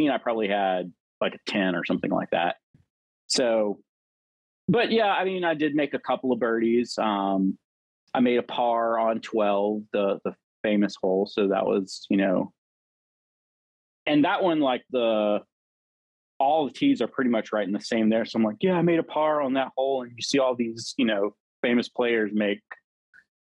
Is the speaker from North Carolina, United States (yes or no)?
no; Augusta, Georgia, United States; also born or lived in Atlanta, Georgia; now in Peachtree City, United States; I'm originally from Augusta, Georgia